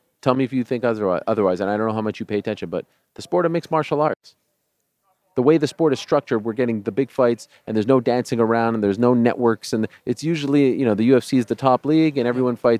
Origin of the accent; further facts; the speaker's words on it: Canada; I'm from Canada.